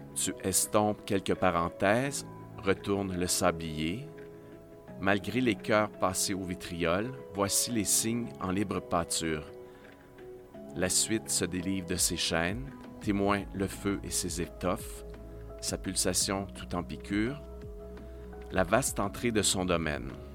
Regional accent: Estrie, Quebec, Canada; moved away; je viens de l'Estrie, je suis parti depuis longtemps, mais j'ai passé mon enfance et mon adolescence ici

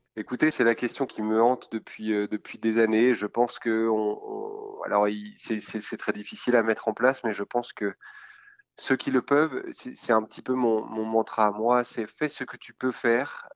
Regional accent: France; also born or lived in Quebec; en tant que Français

